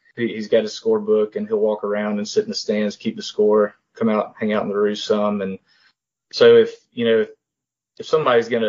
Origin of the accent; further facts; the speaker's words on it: Hattiesburg, Mississippi, United States; We grew up in Hattiesburg